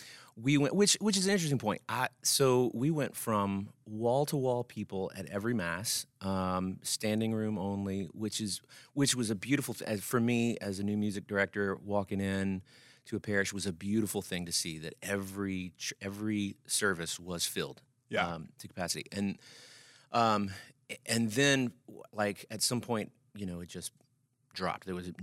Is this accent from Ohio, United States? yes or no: no; Alexandria, Louisiana, United States; So we're originally from Alexandria, Louisiana.